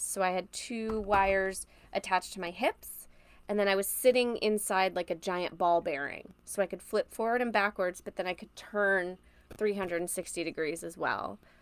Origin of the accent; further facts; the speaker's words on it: Orlando, Florida, United States; also born or lived in Tennessee; I grew up in Orlando, Florida, more specifically Maitland and Winter Park, which is like a suburb of Orlando